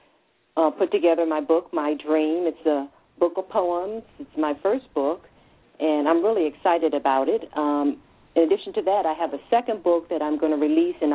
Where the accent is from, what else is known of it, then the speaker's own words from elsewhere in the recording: Washington, District of Columbia, United States; I'm a native Washingtonian, grew up here most of my life.